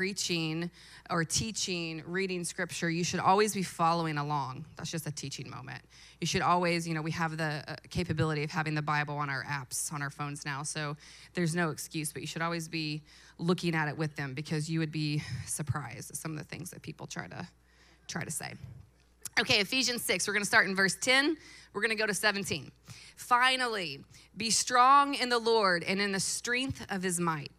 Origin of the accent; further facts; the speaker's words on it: Louisville, Kentucky, United States; I was born and raised in Louisville. I went to PRP High School